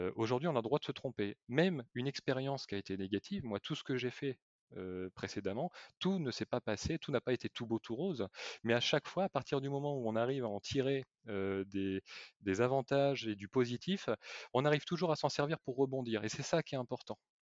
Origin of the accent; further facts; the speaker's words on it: Bordeaux, Nouvelle-Aquitaine, France; also born or lived in Vendée; now in La Rochelle, France; je suis natif de, de Bordeaux